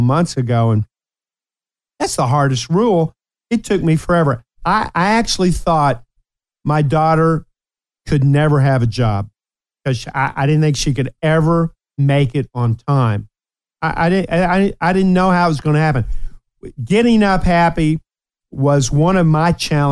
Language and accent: English; Ashland, Kentucky, United States; also born or lived in Appalachia; Before we moved to the big city, Ashland, Kentucky, which I love, my hometown of Ashland